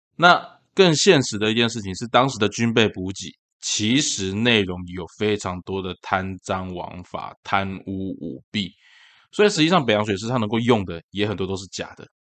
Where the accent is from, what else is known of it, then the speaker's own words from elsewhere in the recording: Tainan, Taiwan; 因为这件事情发生在台南，然后又是在我的老家安南区